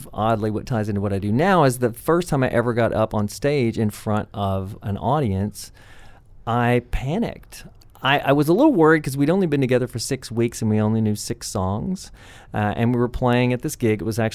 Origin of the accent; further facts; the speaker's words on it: McMinnville, Tennessee, United States; accent: Southern; I am from McMinnville, Tennessee.